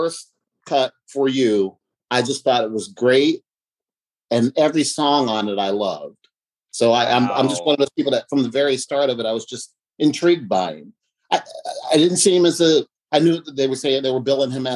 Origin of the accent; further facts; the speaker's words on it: Uniontown, Pennsylvania, United States; now in Silver Spring, United States; I'm in Silver Spring, Maryland. I'm originally from Pennsylvania